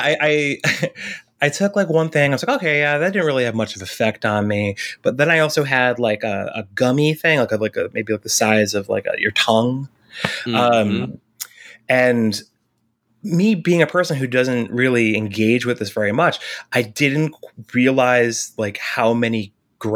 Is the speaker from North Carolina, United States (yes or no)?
no; Hudson Valley, New York, United States; I'm from the Hudson Valley. I've lived in like Southern New York my entire life